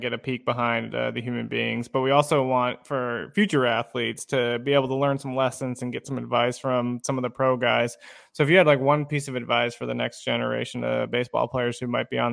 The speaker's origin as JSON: {"language": "English", "region": "Arizona", "country": "United States", "said": "I'm from Arizona"}